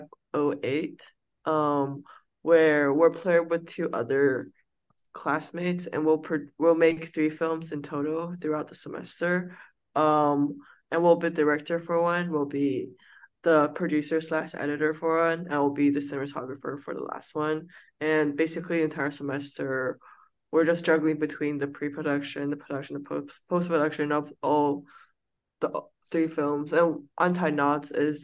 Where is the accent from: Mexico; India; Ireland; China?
China; also born or lived in United States; now in Los Angeles, United States; So I was born in the States, but I grew up in China.